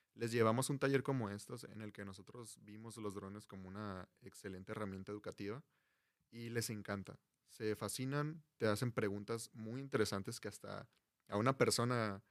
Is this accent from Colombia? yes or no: no; Culiacán, Sinaloa, Mexico; moved away as an adult; now in Mexicali, Mexico; yo soy foráneo, soy de Culiacán, Sinaloa. Vengo a Mexicali persiguiendo este sueño